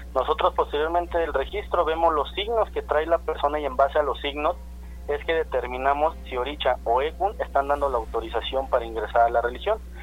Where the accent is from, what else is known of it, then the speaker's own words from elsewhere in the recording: Mexico; nosotros en realidad como mexicanos